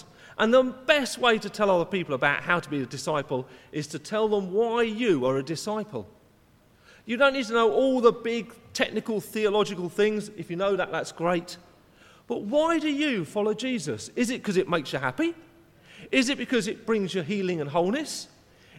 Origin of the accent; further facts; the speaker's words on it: England, United Kingdom; I was born in England